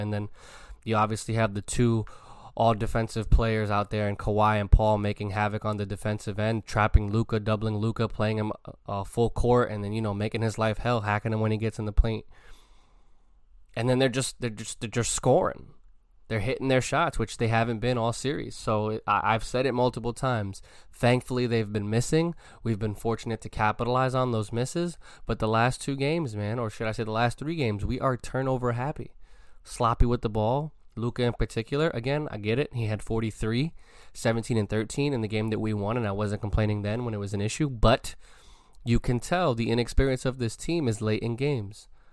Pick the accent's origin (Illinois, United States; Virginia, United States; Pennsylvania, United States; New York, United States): New York, United States; I'm from New York